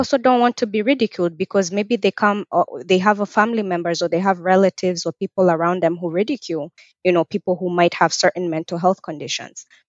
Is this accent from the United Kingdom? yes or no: no; Kenya; also born or lived in North Carolina, United States / Nebraska, United States / Atlanta, Georgia, United States; now in Richmond, Virginia, United States; I'm also originally from Kenya. I was born in Kenya and I moved to the U S in two thousand and four.